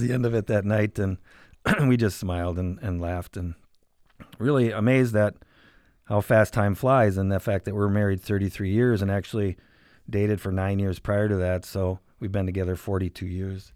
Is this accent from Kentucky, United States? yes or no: no; Sheboygan Falls, Wisconsin, United States; also born or lived in Milwaukee, Wisconsin; now in Green Bay, United States; originally I'm from Sheboygan Falls, Wisconsin. Grew up, uh, my entire life in Sheboygan County.